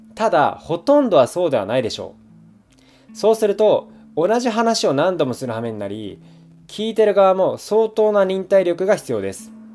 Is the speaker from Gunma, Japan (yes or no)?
no; rural Fukuoka, Japan; moved away as an adult; also born or lived in Tokyo; 僕は福岡の田舎出身なんですが、まあ、大学から東京に上京してきました